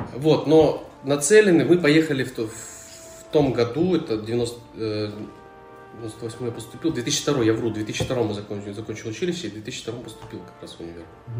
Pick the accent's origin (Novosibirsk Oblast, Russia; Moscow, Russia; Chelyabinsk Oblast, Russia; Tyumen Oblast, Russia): Chelyabinsk Oblast, Russia; Chelyabinsk; я из Челябинска, в школе было все плохо